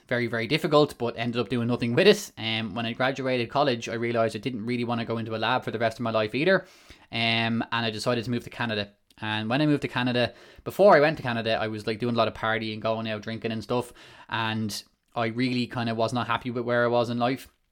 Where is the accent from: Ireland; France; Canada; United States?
Ireland; Malahide, Leinster; I come from Ireland, um, small town in North Dublin called Malahide